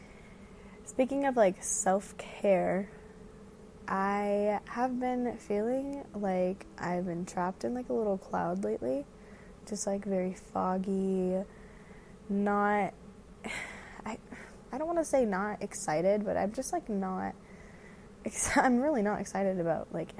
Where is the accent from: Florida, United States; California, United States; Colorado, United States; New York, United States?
Colorado, United States; Denver; I'm from Denver, Colorado